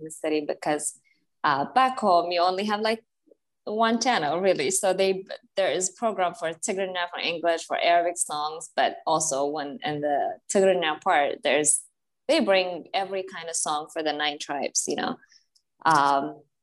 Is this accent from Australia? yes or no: no; Asmara, Eritrea; also born or lived in Kenya / Atlanta, Georgia; now in California, United States; I was born and raised back in Asmara, Eritrea, and I came in 2010